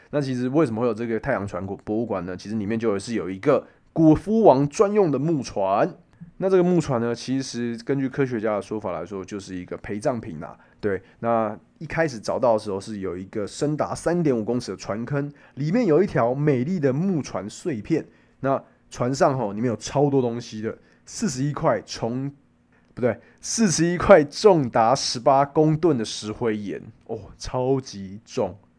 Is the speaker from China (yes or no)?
no; Taiwan; 我们台湾人拿我们的护照